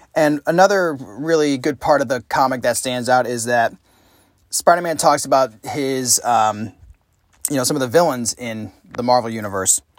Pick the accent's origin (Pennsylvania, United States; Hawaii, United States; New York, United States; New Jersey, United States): New York, United States; Saratoga Springs; my hometown of Saratoga Springs, New York